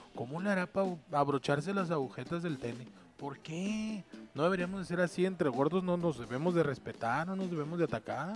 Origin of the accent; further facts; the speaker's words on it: Sinaloa, Mexico; now in Tijuana, Mexico; todos los sinaloenses somos chuecos